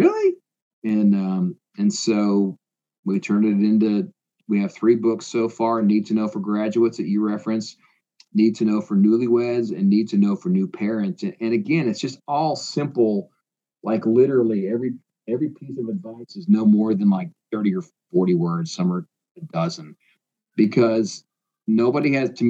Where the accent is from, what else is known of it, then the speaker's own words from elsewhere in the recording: Iowa, United States; moved away as an adult; also born or lived in Indiana; now in Tennessee, United States; I grew up in Iowa